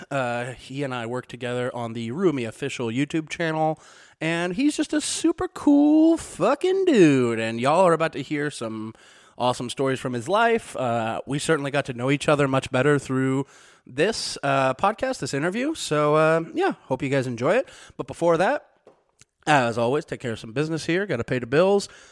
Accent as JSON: {"language": "English", "region": "Missouri", "country": "United States", "tie": "born or raised there", "moved": "yes"}